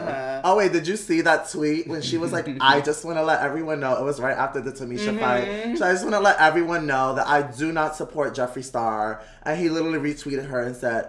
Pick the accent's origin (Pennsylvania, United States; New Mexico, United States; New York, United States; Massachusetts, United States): New York, United States; New York City; I grew up in Bushwick.